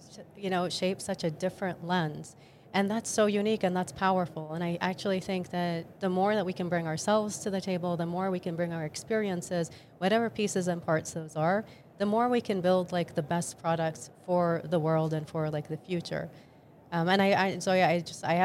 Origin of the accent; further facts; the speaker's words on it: Jordan; moved away; I actually was born and raised in the Middle East, and specifically in Jordan